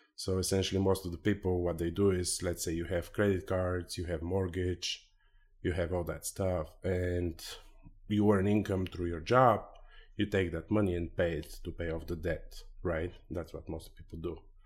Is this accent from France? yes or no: no; Bulgaria; moved away as an adult; now in United States; I'm originally from Eastern Europe, uh, Bulgaria.